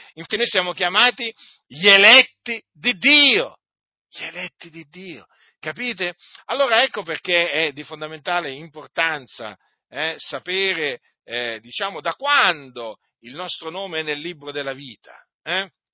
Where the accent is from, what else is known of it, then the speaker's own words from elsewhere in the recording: Noyon, Hauts-de-France, France; also born or lived in Sicily; non sono nato in Sicilia, benché loro si siano sposati in Sicilia, i miei genitori, ma sono nato in Francia, a Noyon